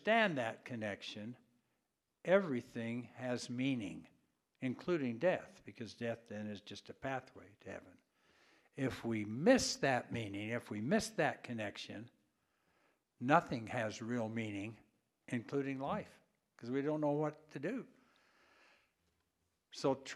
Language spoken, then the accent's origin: English; Idaho Falls, Idaho, United States; moved away; I grew up in Idaho Falls